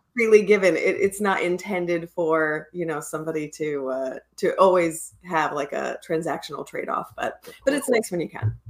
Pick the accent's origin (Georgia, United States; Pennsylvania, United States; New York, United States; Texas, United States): Pennsylvania, United States; moved away; I grew up in Pennsylvania in like a, a pretty small area.